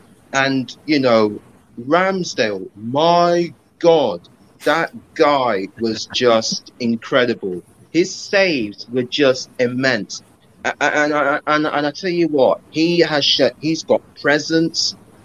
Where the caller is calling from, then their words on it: Uxbridge, London, United Kingdom; Yeah, I'm joining you guys from West London, Uxbridge.